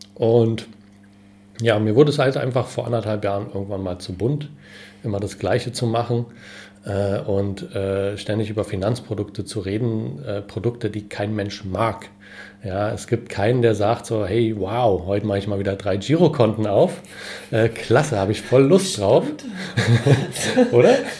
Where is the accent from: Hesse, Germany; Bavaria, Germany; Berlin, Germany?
Berlin, Germany; bin Berliner